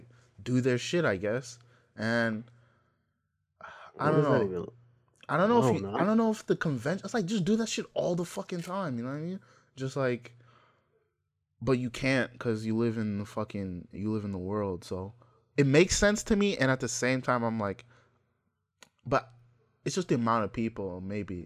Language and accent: English; Nigeria; moved away; I am Nigerian.